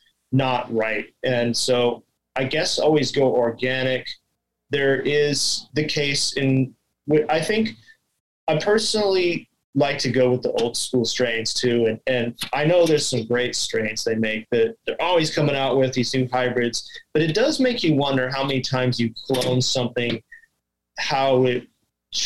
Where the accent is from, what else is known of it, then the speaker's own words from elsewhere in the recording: Hawaii, United States; also born or lived in Big Island, Hawaii / Kauai, Hawaii / California / Washington; I'm from here. I live on Oahu, the main island.